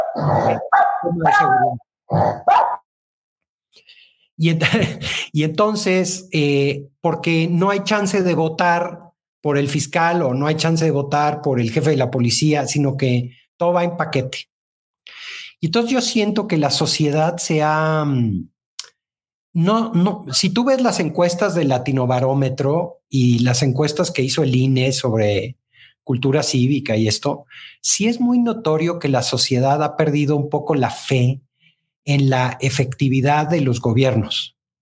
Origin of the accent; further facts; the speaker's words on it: Mexico; vamos a seguir siendo los mismos mexicanos